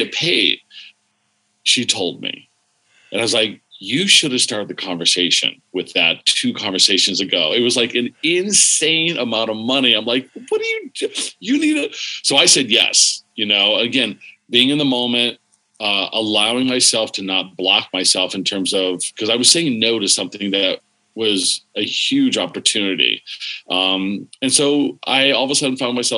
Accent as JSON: {"language": "English", "town": "Warren", "region": "Pennsylvania", "country": "United States", "tie": "born or raised there", "also_born_or_lived": "California", "said": "I was raised, born in California, but I was raised in Pennsylvania"}